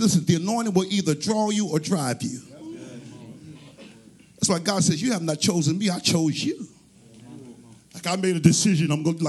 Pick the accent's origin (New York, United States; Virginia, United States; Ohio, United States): New York, United States; New York City; born there; I was born in New York City on a Monday.